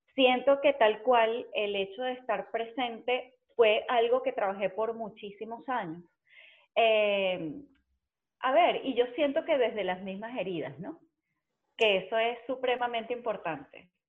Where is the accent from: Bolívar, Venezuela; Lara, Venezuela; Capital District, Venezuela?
Capital District, Venezuela; Caracas; moved away as an adult; also born or lived in San Juan de los Morros, Guárico, Venezuela; now in Spain; soy caraqueña